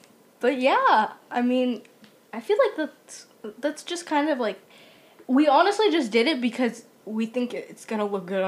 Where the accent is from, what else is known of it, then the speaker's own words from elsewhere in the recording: California, United States; We're from SoCal.